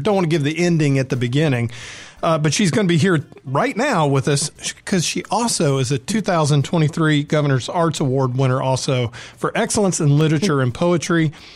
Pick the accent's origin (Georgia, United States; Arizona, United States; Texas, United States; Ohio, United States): Georgia, United States; Atlanta; also born or lived in San Diego; now in Oxford, United States; I'm from Atlanta